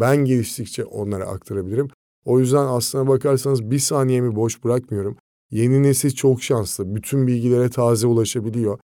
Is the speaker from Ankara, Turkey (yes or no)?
yes; Ankara, Turkey; moved away as an adult; now in Izmir, Turkey; Ankara'da doğup büyüdüm